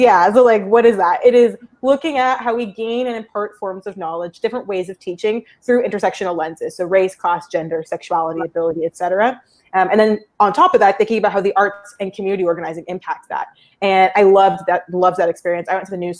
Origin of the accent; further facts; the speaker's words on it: Toronto, Ontario, Canada; I'm originally from Toronto, Canada